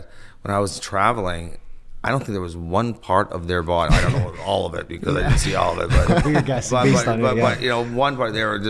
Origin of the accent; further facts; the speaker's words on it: Toronto, Ontario, Canada; growing up in Toronto on Yonge Street